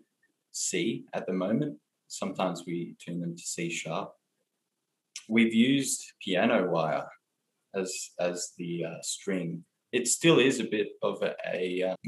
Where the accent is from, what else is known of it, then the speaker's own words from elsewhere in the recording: Blue Mountains, New South Wales, Australia; I grew up in the Blue Mountains in New South Wales, Australia, and I've been here for my whole life.